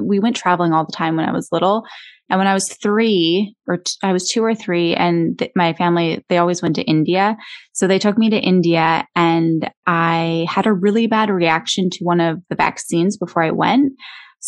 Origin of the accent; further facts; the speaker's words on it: Canada; moved away as an adult; also born or lived in Los Angeles, United States; I grew up in Canada. And I moved to the United States when I was 24